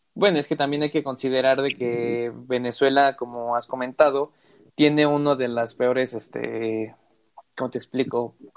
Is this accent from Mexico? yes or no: yes; Mexico; Yo soy de México